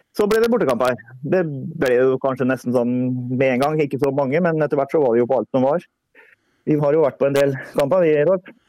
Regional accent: Greåker, Østfold, Norway; jeg er, er jo fra Greåker

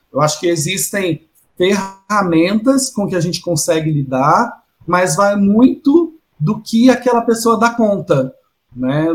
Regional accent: Minas Gerais, Brazil; now in São Paulo, Brazil; eu que venho de Minas, né? Não sou de, de São Paulo. Quando eu vim para São Paulo

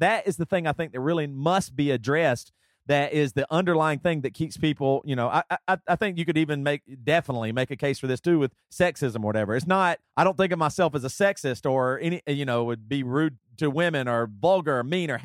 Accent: South Carolina, United States; moved away as an adult; now in Seattle, United States; I moved to Seattle from South Carolina.

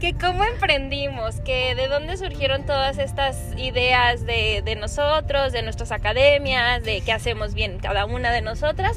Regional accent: Guadalajara, Jalisco, Mexico; also born or lived in Valle de Bravo; yo crecí en Santa Tere

